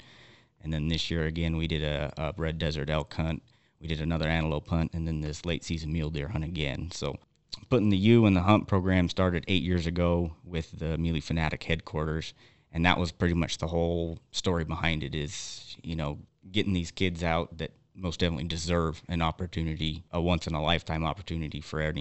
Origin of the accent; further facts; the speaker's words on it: Wyoming, United States; I was born and raised here in Wyoming